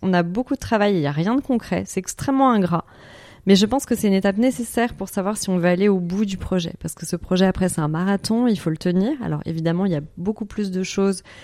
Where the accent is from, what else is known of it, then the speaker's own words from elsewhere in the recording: Paris, Île-de-France, France; moved away as an adult; je suis parisienne pure souche de base